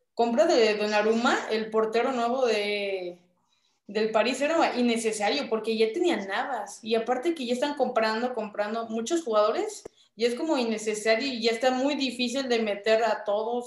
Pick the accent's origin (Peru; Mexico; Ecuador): Mexico; Mi cultura mexicana